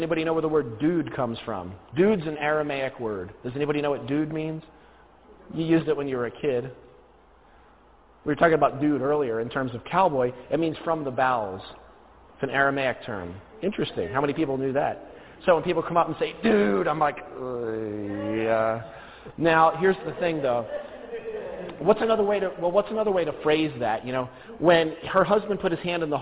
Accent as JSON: {"language": "English", "region": "New Jersey", "country": "United States", "said": "I'm originally from New Jersey."}